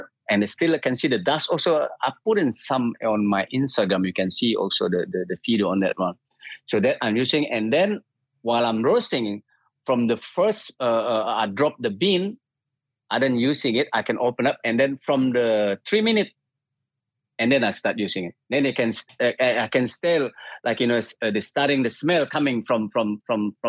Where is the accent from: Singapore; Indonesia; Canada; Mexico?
Indonesia; Bali; now in Sweden; I'm from Bali and I moved to Sweden in 1995